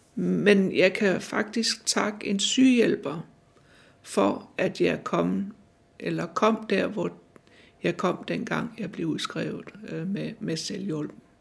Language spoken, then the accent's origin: Danish; Randers, Central Denmark Region, Denmark; moved away as an adult; also born or lived in Vejle / Copenhagen; now in Humlebæk, Denmark; Jeg kom fra Jylland, og jeg er født i Jylland, øh, Randersegnen, øh, men er født nede ved Vejle, men øh, vi flyttede til Randers ret tidligt.